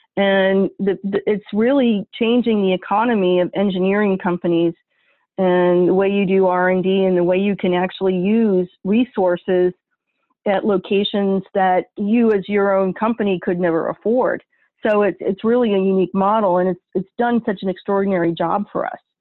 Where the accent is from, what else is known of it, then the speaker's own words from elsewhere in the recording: northern New York, United States; now in Ohio, United States; my home state, which is my family's home state in northern in, in, New York, and I'm not talking about New York City. I mean northern New York, in the middle of freaking nowhere on Lake Ontario, kind of New York.